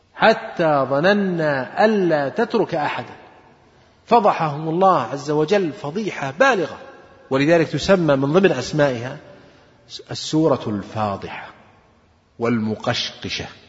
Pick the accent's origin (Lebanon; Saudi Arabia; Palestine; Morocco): Saudi Arabia; عندنا في السعودية